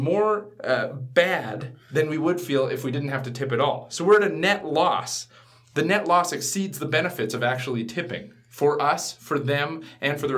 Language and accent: English; Canada; I'm entering into the social construct as a Canadian